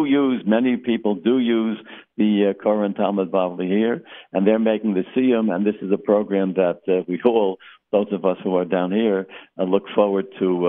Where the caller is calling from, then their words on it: Boca Raton, Florida, United States; I'm speaking from Century Village in Boca Raton